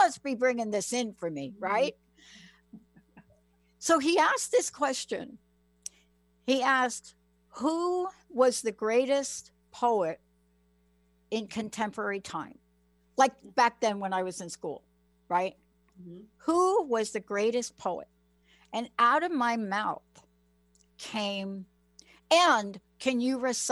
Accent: New York City, New York, United States; I'm a kid from the Bronx. I'm a kid from the projects

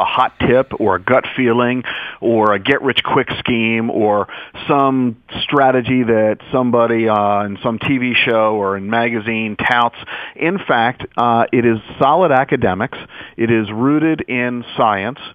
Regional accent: United States; being an American

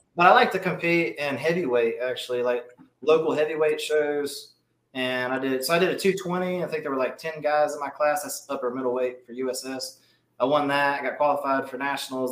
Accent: Mobile, Alabama, United States; I'm from Mobile, Alabama

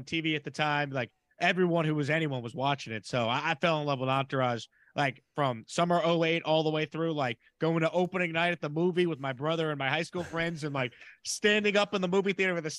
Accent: Long Island, New York, United States; now in Houston, United States; I grew up in New York. I grew up on Long Island.

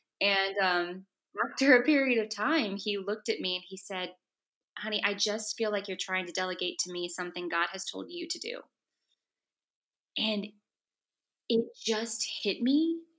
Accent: the South, United States; moved away as an adult; now in New York City, United States; I'm from the South.

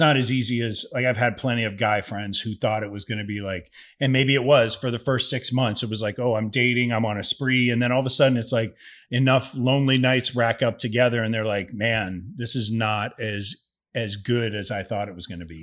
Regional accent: Ohio, United States; moved away; I grew up in Ohio

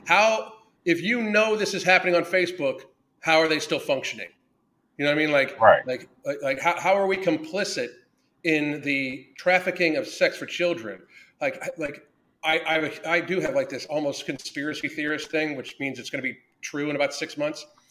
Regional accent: Pittsburgh, Pennsylvania, United States; I grew up in the South Hills of Pittsburgh

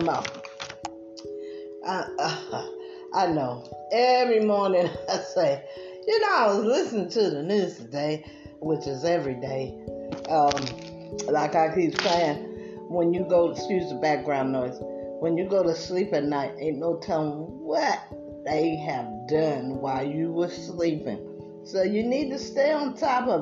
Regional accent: East Coast, United States; I'm from the East Coast

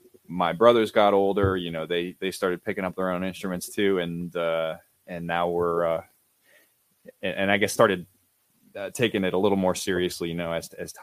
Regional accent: Canfield, Ohio, United States; So grew up in Canfield. Graduated Canfield High School

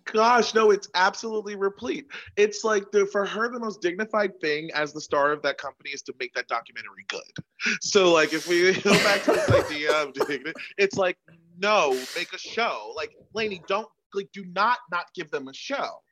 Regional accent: United States; We're American.

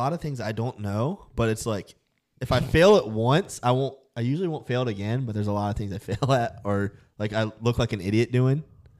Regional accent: Virginia, United States; Southwestern Virginia.

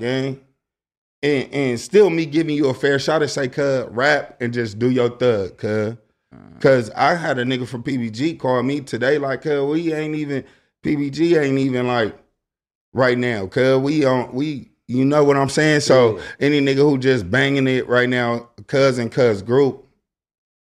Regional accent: Long Beach, California, United States; I'm from Long Beach

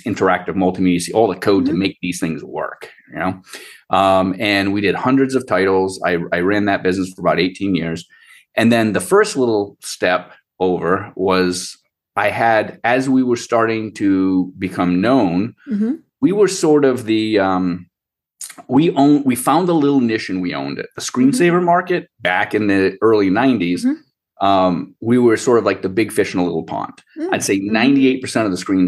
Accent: Rhode Island, United States; also born or lived in Boston; I was born and raised in Rhode Island

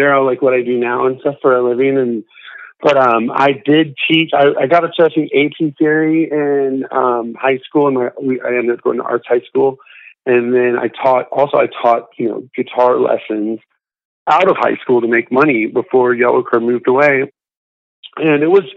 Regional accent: Florida, United States; I was grew up in Florida

